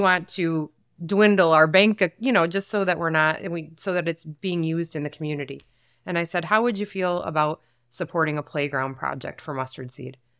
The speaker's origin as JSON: {"language": "English", "town": "Saginaw", "region": "Michigan", "country": "United States", "tie": "born or raised there", "said": "I was born and raised in Saginaw"}